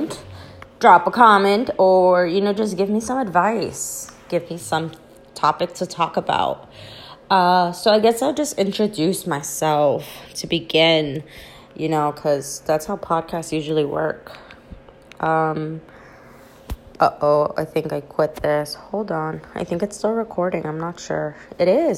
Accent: New York City, New York, United States; moved away as an adult; now in New Jersey, United States; I currently reside in New Jersey. I was born and raised in the Bronx

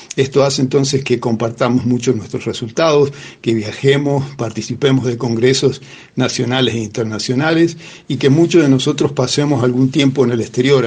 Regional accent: San Rafael, Mendoza, Argentina; also born or lived in La Plata / Santiago del Estero / Colorado / Columbia; Yo soy originario de San Rafael, eh, aquí en la provincia de Mendoza, muy orgulloso de ser del sur de la provincia

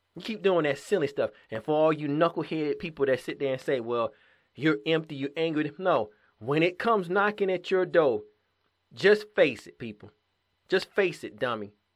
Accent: Georgia, United States; my hometown in Georgia

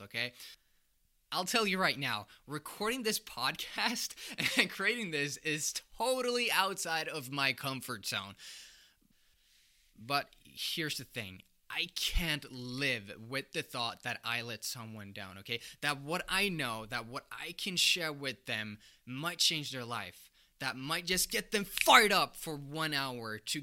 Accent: Sweden; moved away as an adult; also born or lived in United States; I'm from Sweden

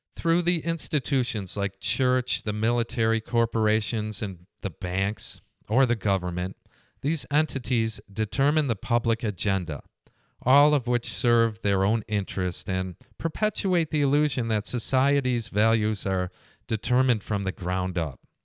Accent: United States; being an American.

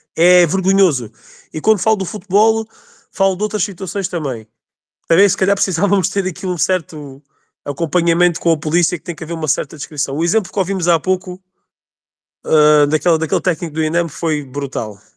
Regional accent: Alentejo, Portugal; eu sou alentejano, também sou, sou da Reolos, que é aqui ao pé da Évora

